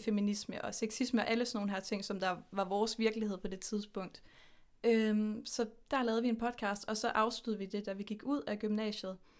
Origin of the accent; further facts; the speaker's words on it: Horsens, Central Denmark Region, Denmark; now in Aarhus, Denmark; jeg er født og opvokset i Horsens, men nu bor jeg i Aarhus med min kæreste Mathilde